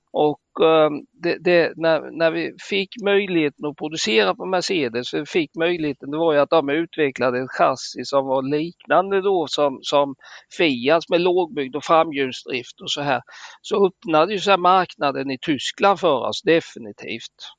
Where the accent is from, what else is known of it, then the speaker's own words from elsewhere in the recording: Småland, Sweden; vi som smålänningar